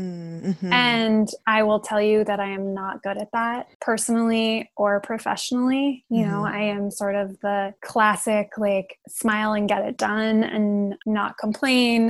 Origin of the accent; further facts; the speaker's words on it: New York City, New York, United States; moved away as an adult; also born or lived in Bay Area, California; I grew up in New York City in an apartment